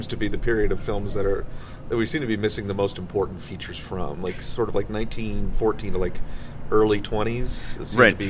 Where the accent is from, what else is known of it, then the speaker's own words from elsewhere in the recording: Rochester, New York, United States; my hometown, Rochester, New York